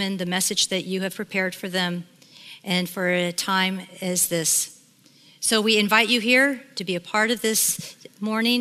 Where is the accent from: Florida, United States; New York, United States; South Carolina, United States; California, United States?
California, United States; Sacramento; I grew up in Sacramento, California, in a very loving home of my mom and dad